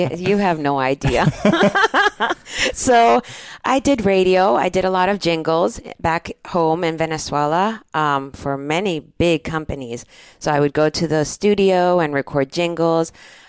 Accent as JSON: {"language": "English", "town": "Pittsburgh", "region": "Pennsylvania", "country": "United States", "tie": "born there", "said": "I was born in Pittsburgh, Pennsylvania, as you already know."}